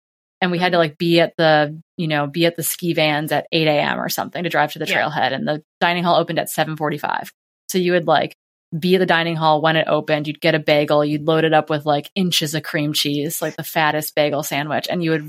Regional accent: Midwest, United States; growing up in the Midwest, our conference to race was like, you know, the closest school is 30 miles away.

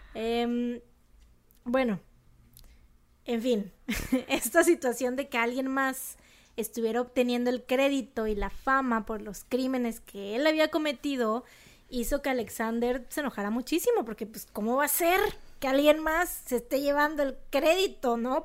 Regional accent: Monterrey, Nuevo León, Mexico; accent: regio; se me sale el acento regio

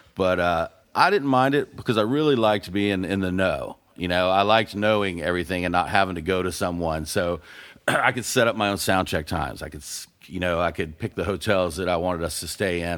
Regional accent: Panama City, Florida, United States; moved away; also born or lived in Gainesville, Florida; I grew up in the Redneck Riviera of Panama City, Florida.

